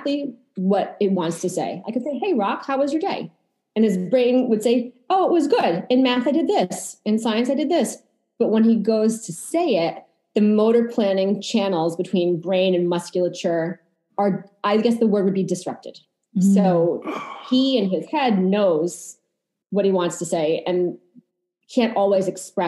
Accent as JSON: {"language": "English", "town": "Boston", "region": "Massachusetts", "country": "United States", "tie": "born or raised there", "moved": "yes", "lives_now": "Long Island, United States", "said": "I am a Boston native"}